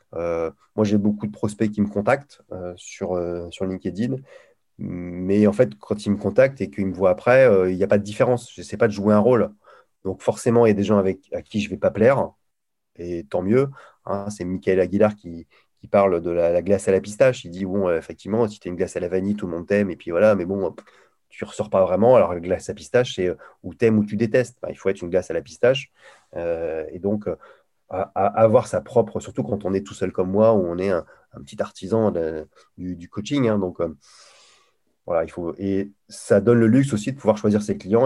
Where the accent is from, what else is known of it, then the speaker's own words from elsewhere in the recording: Lille, Hauts-de-France, France; accent: Ch'ti; je suis originaire de Lille où je parle ch'ti couramment